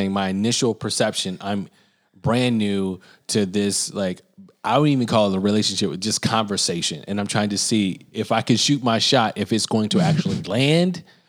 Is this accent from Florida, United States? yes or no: no; Birmingham, Alabama, United States; where I grew up in Birmingham, I grew up on the other side of the tracks where I lived in a predominantly white area. I did not live in inner city Birmingham.